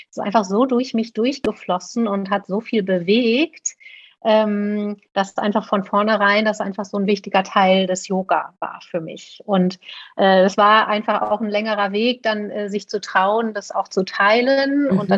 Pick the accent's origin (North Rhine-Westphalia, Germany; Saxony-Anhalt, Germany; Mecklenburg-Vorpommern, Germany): North Rhine-Westphalia, Germany; Paderborn; dass ich äh, in meiner Heimatstadt Paderborn schon ganz lange oder gut befreundet bin